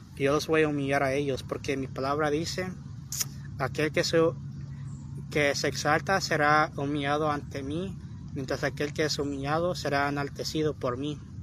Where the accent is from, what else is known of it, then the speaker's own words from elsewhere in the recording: Long Beach, California, United States; yo nací en Long Beach, pero me considero mexicana